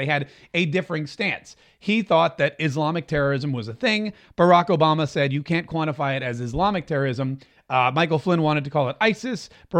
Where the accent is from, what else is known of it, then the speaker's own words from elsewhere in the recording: Canada; I'm Canadian and we're not threatening, eh?